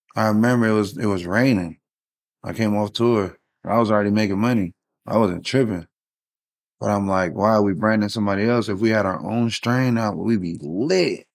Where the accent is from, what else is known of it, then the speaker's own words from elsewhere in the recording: Long Beach, California, United States; moved away; also born or lived in San Francisco Bay Area; And I'm originally from Long Beach, California